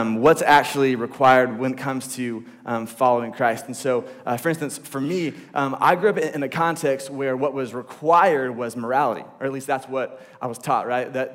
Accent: the Bible Belt, the South, United States; I grew up here in the Bible Belt

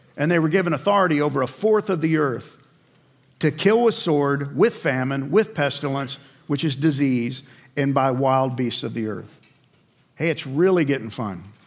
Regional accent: New York City, New York, United States; I grew up in New York

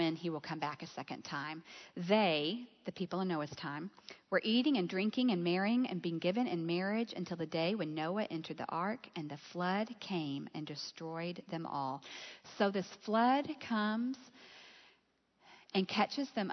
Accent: Gulf Coast, south of Houston, Texas, United States; I grew up on the Gulf Coast, south of Houston

